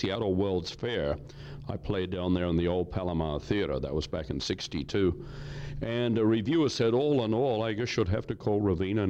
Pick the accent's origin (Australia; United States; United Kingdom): Australia; now in Canada; I'm a Canadian citizen. I took out citizenship. I'm an Australian. I was born in Australia many, many years ago